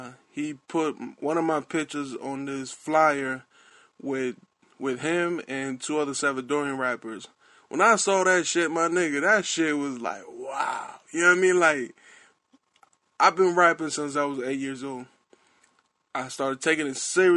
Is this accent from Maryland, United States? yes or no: yes; Baltimore, Maryland, United States; I'm from Baltimore, East Side, East Coast